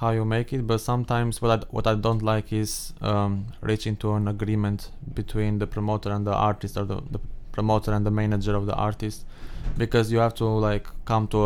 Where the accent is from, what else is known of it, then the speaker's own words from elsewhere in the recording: Albania; moved away as an adult; now in Massachusetts, United States; Albania. Albania. So, yeah, southeastern Europe.